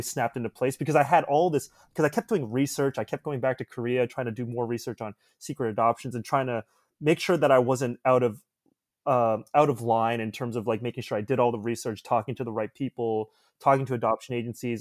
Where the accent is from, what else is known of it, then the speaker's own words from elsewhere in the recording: Toronto, Ontario, Canada; also born or lived in Ottawa; I was born in Ottawa, and I grew up in the suburbs of Toronto